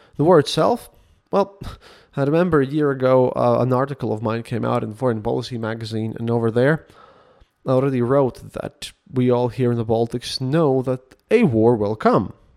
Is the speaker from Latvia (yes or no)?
yes; Latvia; English is a second language